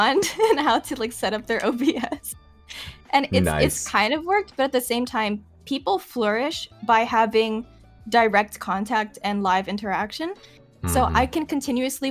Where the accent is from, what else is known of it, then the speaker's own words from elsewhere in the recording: Hawaii, United States; moved away as an adult; now in Japan; I'm from Hawaii. We don't have seasons.